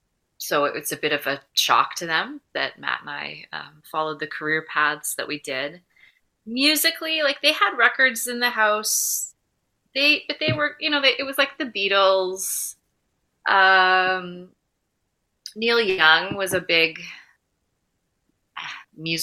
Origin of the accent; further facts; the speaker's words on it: Mississauga, Ontario, Canada; now in Vancouver, Canada; I grew up in Port Credit, Ontario